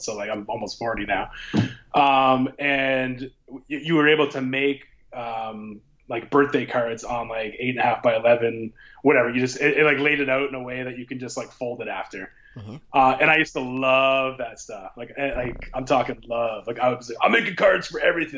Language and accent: English; Windsor, Ontario, Canada; I currently reside in my hometown of Windsor, Ontario.